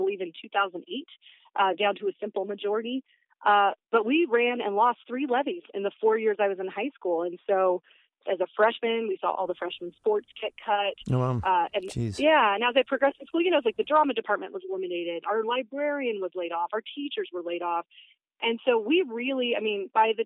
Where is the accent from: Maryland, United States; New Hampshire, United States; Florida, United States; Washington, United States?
Washington, United States; Battle Ground; I grew up in Battleground, which is in Southwest Washington